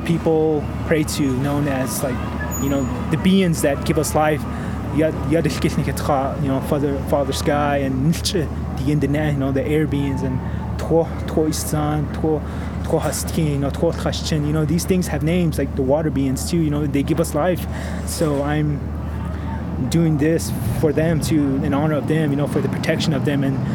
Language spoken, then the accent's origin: English; Pinedale, New Mexico, United States; I'm from the Pinedale community, and that's located east of Gallup on the reservation